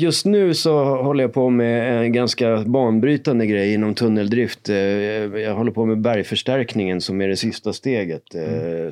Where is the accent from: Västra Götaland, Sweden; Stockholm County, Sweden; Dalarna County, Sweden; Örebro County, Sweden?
Stockholm County, Sweden; Sollentuna; now in Stockholm, Sweden; Jag och Marcus här är uppvuxna i Sollentuna tillsammans